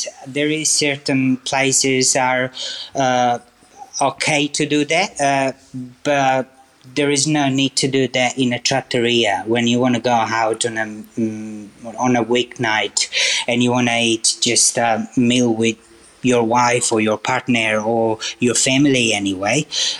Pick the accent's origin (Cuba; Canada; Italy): Italy; Sicily; now in Inzago, Italy; I was born in Sicily, so I'm originally from Sicily, but I live now. From May, I moved back to Lombardy, and I'm living in Inzago, which is a very cute little place, I have to say.